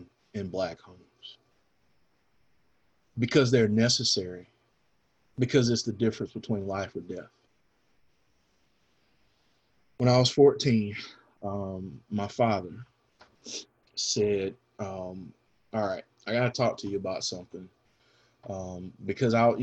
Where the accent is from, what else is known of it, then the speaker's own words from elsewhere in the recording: the South, United States; I grew up here in the South